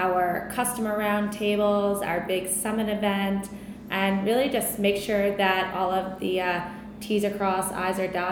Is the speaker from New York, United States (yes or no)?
yes; Long Island, New York, United States; I am from Long Island, born and raised